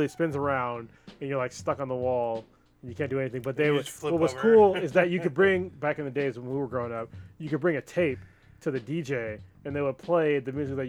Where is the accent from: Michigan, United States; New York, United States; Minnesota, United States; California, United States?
California, United States; Newark; when I was growing up in Newark. It was less than 20,000 people.